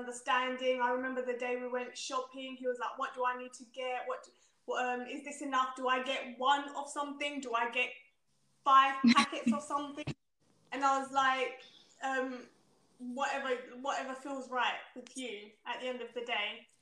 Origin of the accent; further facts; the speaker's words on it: Zimbabwe; I'm from Zimbabwe